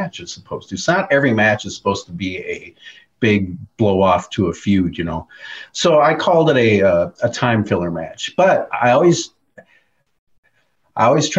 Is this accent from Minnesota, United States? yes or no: yes; Minneapolis, Minnesota, United States; I grew up in Minneapolis, so all I grew up watching was the AWA